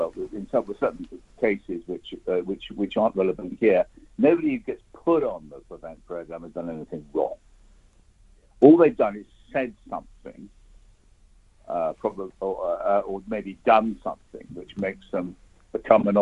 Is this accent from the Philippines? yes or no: no; United Kingdom; as a British citizen